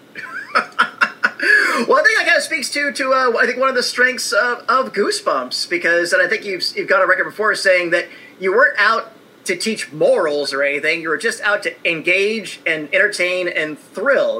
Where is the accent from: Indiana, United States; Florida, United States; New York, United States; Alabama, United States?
Indiana, United States; I'm an Indiana kid